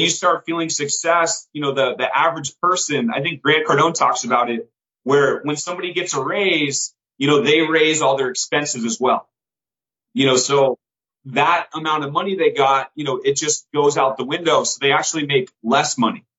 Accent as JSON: {"language": "English", "area": "Bay Area", "region": "California", "country": "United States", "tie": "born or raised there", "said": "I grew up in California"}